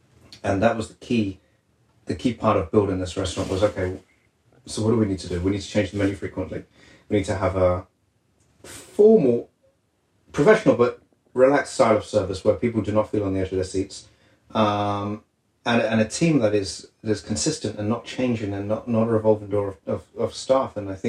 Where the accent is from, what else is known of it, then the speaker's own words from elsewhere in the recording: England, United Kingdom; So after that, I mean, as an Englishman, I always wanted to solidify my, you know, the authenticity of cooking French cuisine